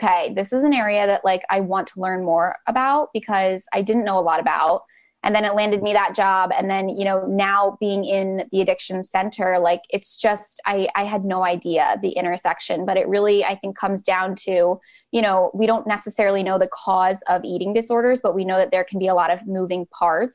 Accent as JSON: {"language": "English", "town": "West Chester", "region": "Pennsylvania", "country": "United States", "said": "I'm from Westchester, Pennsylvania, which is right outside the suburbs"}